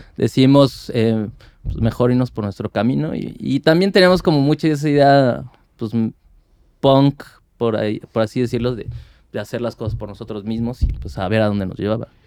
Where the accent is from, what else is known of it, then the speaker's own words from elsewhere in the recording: Mexico City, Mexico; yo soy de Iztapalapa, fui de Iztapalapa mucho tiempo y yo viví en el cerro